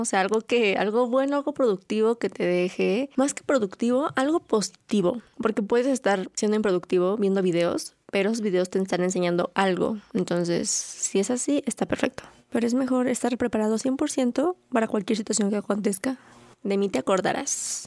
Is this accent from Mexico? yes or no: yes; Mexico; soy mujer, soy un adulto, soy mexicana